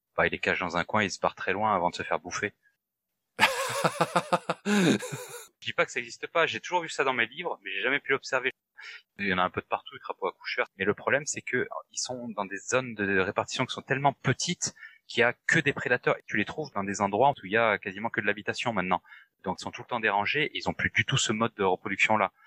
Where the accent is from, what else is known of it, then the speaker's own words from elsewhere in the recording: France; chez nous en France